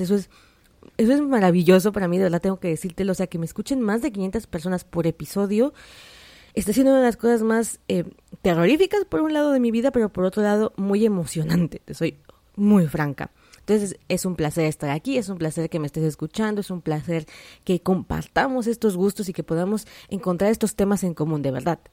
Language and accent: Spanish; Mexico; yo soy de México